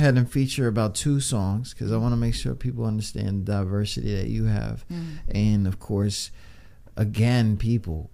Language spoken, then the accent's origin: English; New York City, New York, United States; I'm from the Bronx.